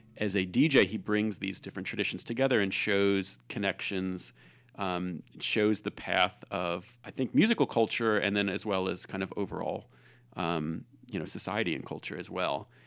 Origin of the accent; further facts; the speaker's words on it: Philadelphia, Pennsylvania, United States; I grew up in Philadelphia